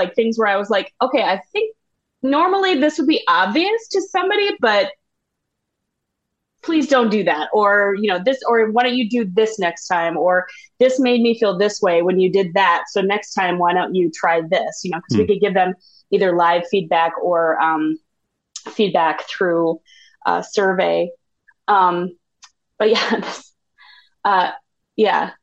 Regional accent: Owatonna, Minnesota, United States; now in Bloomington, United States; I am from Owatonna, Minnesota, which is about 45 minutes south, directly south of the cities

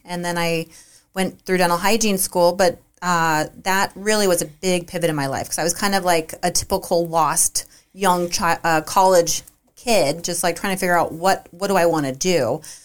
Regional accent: Half Moon Bay, California, United States; also born or lived in Santa Cruz, California; I'm from Half Moon Bay, and we both moved to Santa Cruz for college

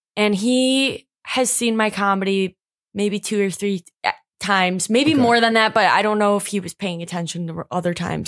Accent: Macomb, United States; I'm from Macomb

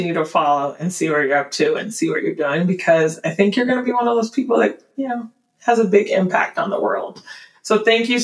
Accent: Portland, Oregon, United States; growing up in Portland

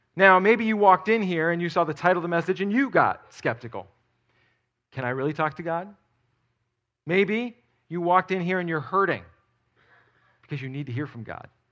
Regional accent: outside of New York City, United States; moved away; I grew up outside of New York City

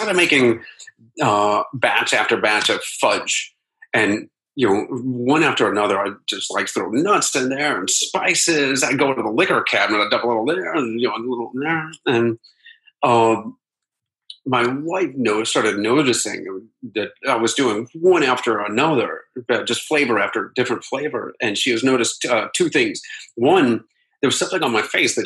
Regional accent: Akron, Ohio, United States; moved away; my hometown of Akron, Ohio

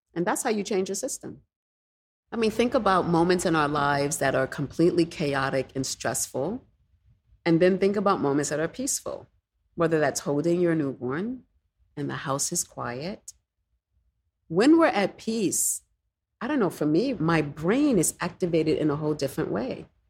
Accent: New York City, New York, United States; Growing up in the Bronx

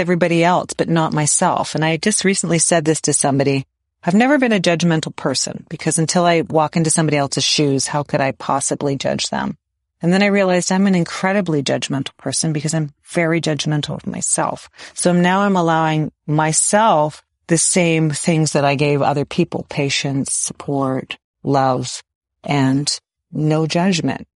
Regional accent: Waterloo, Ontario, Canada; I grew up in Waterloo, which is landlocked

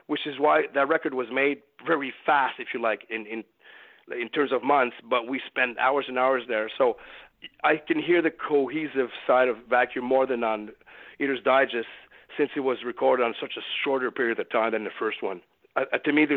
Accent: Beloeil, Quebec, Canada; opened up a recording studio on the south shore of Montreal here called Saint-Mathieu-de-Belleuil, which is my hometown

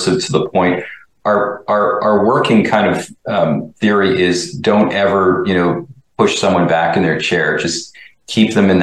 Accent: Montreal, Quebec, Canada; I grew up in Montreal.

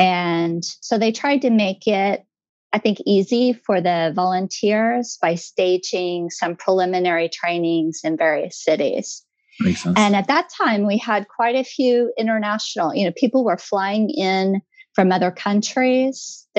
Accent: Tulsa, Oklahoma, United States; moved away as an adult; now in Japan; I'm from Tulsa, Oklahoma.

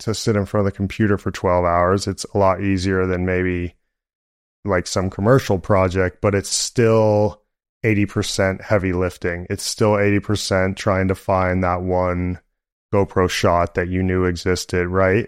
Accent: San Francisco, California, United States; I grew up in San Francisco

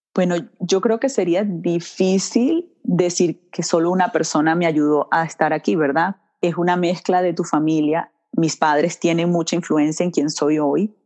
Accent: Vargas, La Guaira, Venezuela; also born or lived in Milwaukee, Wisconsin / Washington; now in Florida, United States; Nací en Milwaukee, Wisconsin, y mis papás estaban estudiando acá en este país. Y ya luego, cuando cambió la economía en Venezuela, se regresan a Venezuela, su país natal, y allí me crían, en Venezuela

